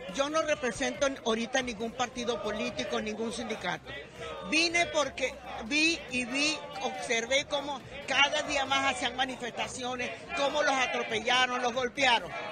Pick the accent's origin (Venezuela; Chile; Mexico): Venezuela; este país también mi país es mi tierra y también es mi vida